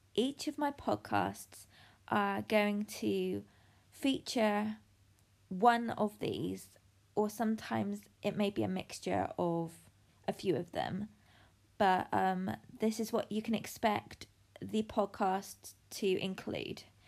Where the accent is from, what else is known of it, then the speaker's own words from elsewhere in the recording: United Kingdom; I'm from the United Kingdom, the sunniest place on the planet.